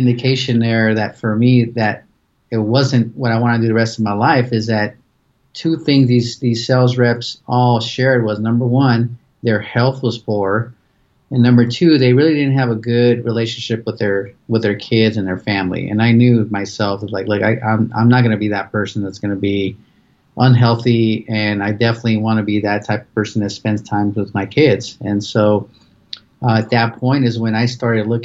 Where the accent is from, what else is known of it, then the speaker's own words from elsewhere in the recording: Pasadena, California, United States; moved away as an adult; now in Phoenix, United States; I'm originally from Pasadena, California. So I was born and raised there